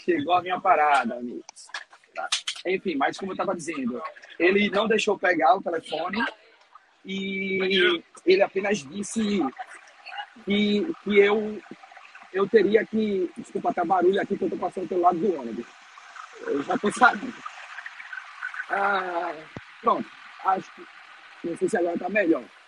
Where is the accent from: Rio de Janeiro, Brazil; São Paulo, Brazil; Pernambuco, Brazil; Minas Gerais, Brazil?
Pernambuco, Brazil; moved away as an adult; now in Lisbon, Portugal; eu sou pernambucano